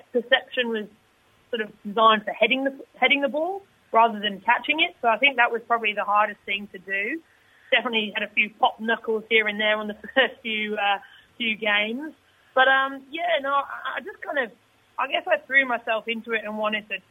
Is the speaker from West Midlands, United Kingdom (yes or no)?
yes; Stourport-on-Severn, West Midlands, United Kingdom; moved away as an adult; now in Sydney, Australia; growing up near Birmingham